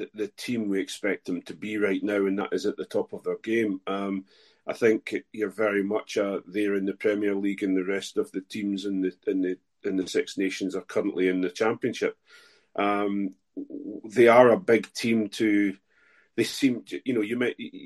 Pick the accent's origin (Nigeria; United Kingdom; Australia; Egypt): United Kingdom; Scotland; as a Scot